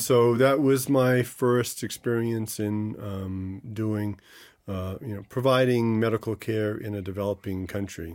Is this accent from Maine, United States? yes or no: yes; Monson, Maine, United States; grew up in Maine, uh, right in the center part of the state